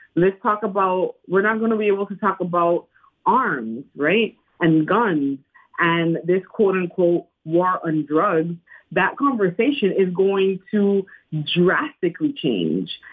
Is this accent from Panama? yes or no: yes; Panama; English is a second language; moved away as an adult; now in United States; I'm from Panama